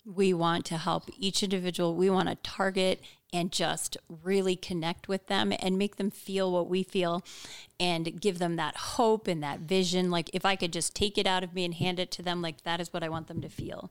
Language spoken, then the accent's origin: English; Hawaii, United States; I was born in Hawaii